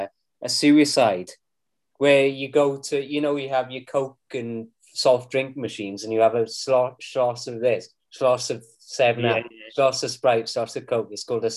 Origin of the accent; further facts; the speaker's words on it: Wales, United Kingdom; I'm Welsh!